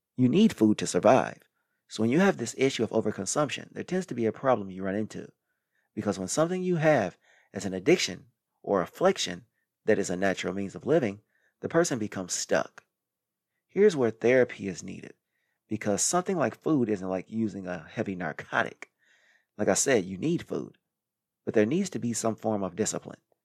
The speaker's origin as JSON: {"language": "English", "region": "Midwest", "country": "United States", "moved": "yes", "said": "I came from the Midwest where people eat excessively without any too much exercise"}